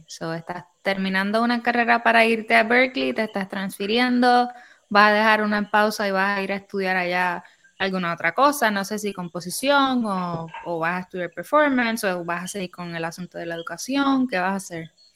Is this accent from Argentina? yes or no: no; Humacao, Puerto Rico; moved away as an adult; also born or lived in San Juan, Puerto Rico; now in Texas, United States; Yo soy de Humacao. Yo no nací ahí, pero viví gran parte de mi vida ahí, desde como los seis años hasta que me gradué de high school.